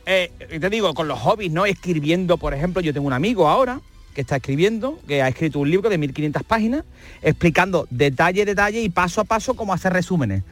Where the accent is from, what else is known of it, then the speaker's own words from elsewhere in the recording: Seville, Andalusia, Spain; en Sevilla Este somos muy chauvinistas con Sevilla Este